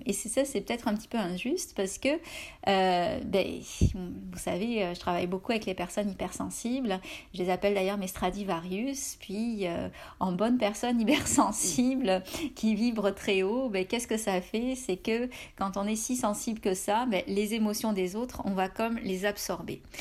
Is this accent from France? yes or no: yes; France; now in Canada